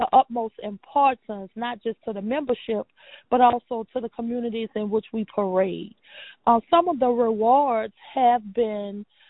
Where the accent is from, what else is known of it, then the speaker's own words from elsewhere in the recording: New Orleans, Louisiana, United States; Born and raised in New Orleans